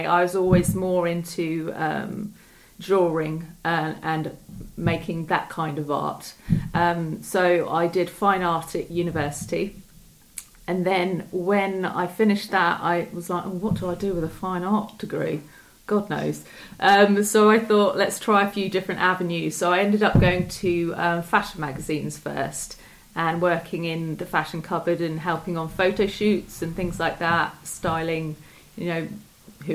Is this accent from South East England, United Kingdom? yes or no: yes; Chertsey, South East England, United Kingdom; also born or lived in Southampton; I was born in Chertsey, and I've grown up in Surrey